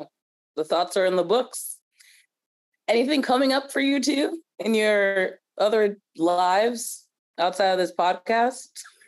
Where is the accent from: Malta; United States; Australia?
United States; New Jersey; obviously I'm from New Jersey